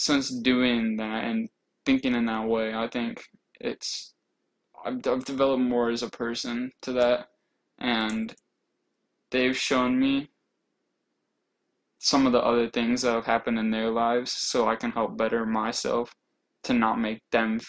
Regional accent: Indiana, United States; moved away as an adult; now in Georgia, United States; I'm originally from Indiana, actually. I'm also new to Georgia.

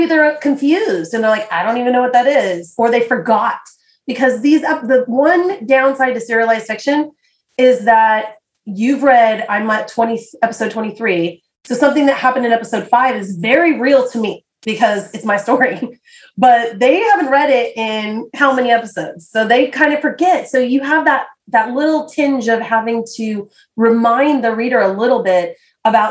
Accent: United States; I'm an American

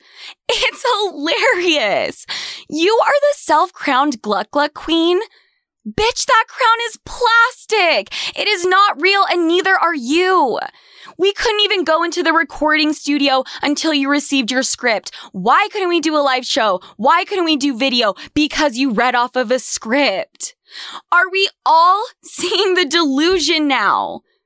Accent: Salt Lake City, Utah, United States; moved away as an adult; also born or lived in New York / Argentina; I was brought up in Salt Lake City, Utah

